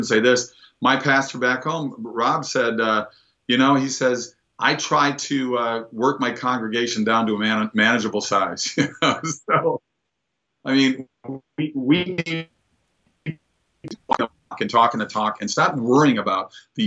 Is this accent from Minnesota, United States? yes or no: yes; Minnesota, United States; moved away; going back to my home state